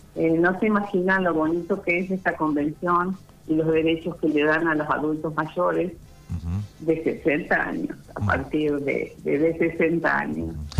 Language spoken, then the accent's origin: Spanish; Bordenave, Buenos Aires Province, Argentina; yo nací en Bordenave